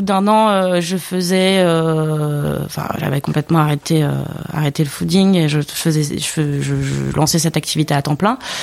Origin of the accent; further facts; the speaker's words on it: Basque Country, Nouvelle-Aquitaine, France; moved away; je viens d'un coin de la France où il y a un terroir assez riche